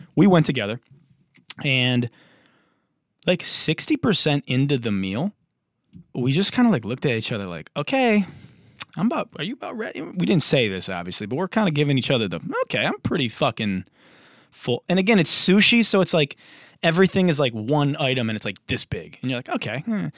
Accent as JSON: {"language": "English", "town": "Detroit", "region": "Michigan", "country": "United States", "moved": "as an adult", "lives_now": "Los Angeles, United States", "said": "I'm from Detroit. I'm from the blue collar, the Motor City. I've been in L A for nine years."}